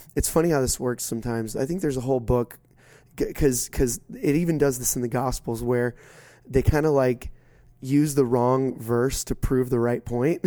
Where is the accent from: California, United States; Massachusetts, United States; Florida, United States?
Florida, United States; South; I grew up in South Florida